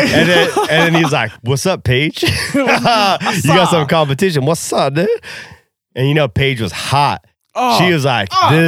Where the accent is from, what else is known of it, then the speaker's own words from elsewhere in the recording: Oregon, United States; we are from Oregon